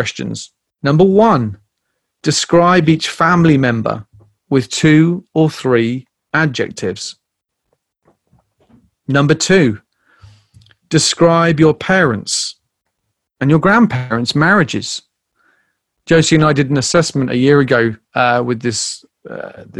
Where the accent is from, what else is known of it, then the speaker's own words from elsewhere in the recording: United Kingdom; moved away as an adult; also born or lived in Canterbury; now in United States; growing up in Britain